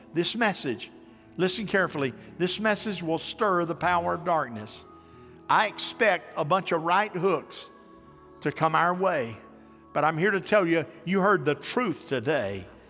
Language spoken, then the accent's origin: English; United States; I'm from Polk County